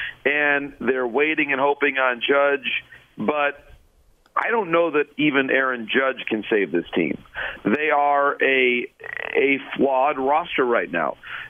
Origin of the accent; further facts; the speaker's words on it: Michigan, United States; growing up again, I grew up in Michigan.